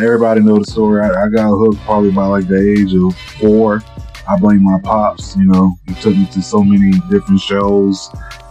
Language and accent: English; South Florida, United States; I grew up in South Florida